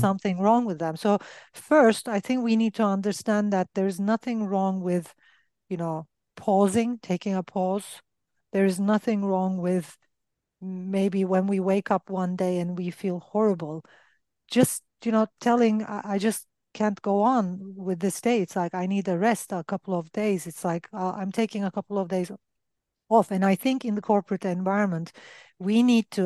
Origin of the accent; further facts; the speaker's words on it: Turkey; I'm from Turkey